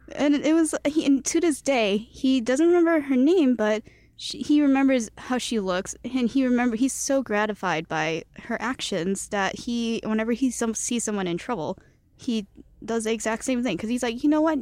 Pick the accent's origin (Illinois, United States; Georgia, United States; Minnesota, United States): Illinois, United States; Chicago; first language Cantonese; English is a second language; I was born in Chicago